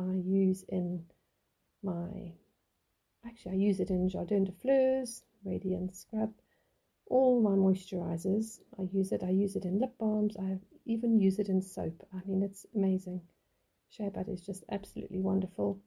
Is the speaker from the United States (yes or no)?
no; South Africa; we grew up in South Africa